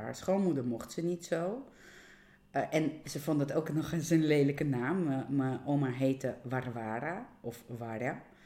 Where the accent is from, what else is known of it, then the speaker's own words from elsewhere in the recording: Georgia; now in Netherlands; ik kom niet uit Nederland. Eh, ik kom uit Georgië